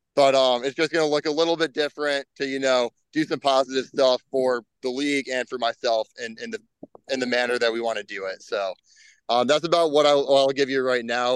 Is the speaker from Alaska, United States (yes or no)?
no; Illinois, United States; Illinois is my home state